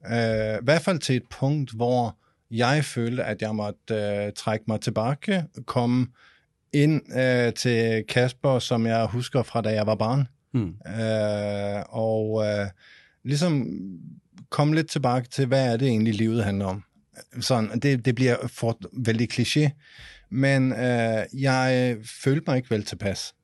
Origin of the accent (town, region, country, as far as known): Denmark